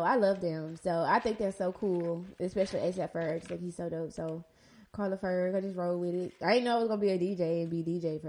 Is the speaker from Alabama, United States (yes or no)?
yes; Mobile, Alabama, United States; I guess I'm from Maysville